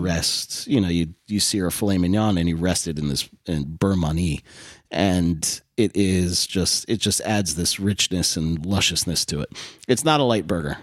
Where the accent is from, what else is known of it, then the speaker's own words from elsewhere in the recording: Westport, Connecticut, United States; also born or lived in Southport, Connecticut; Westport, Connecticut, born and raised